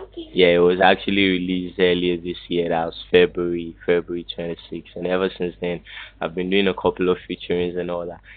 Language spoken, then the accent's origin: English; Lagos, Nigeria; I was brought up in Lagos Island